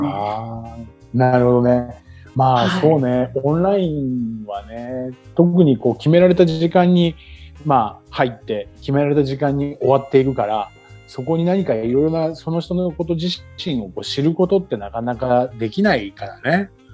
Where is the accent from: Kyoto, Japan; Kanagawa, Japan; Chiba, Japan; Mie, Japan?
Chiba, Japan; now in Okinawa, Japan; 僕の生まれ育った千葉